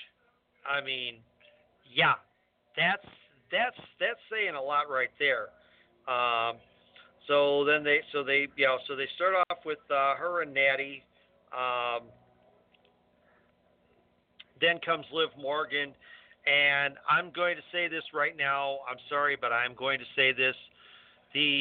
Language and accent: English; Scotland, United Kingdom; As a Scotsman